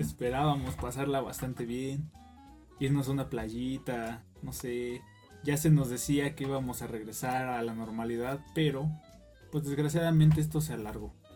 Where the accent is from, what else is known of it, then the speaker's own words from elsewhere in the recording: Mexico; reprobáramos en este aspecto como mexicanos